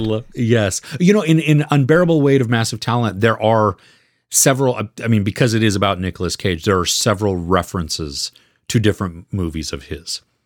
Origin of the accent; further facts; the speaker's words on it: United States; as an American